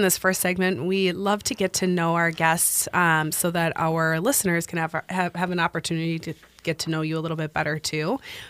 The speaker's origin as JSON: {"language": "English", "town": "La Crosse", "region": "Wisconsin", "country": "United States", "said": "It's always nice being in company of a fellow Wisconsinite. I'm from La Crosse"}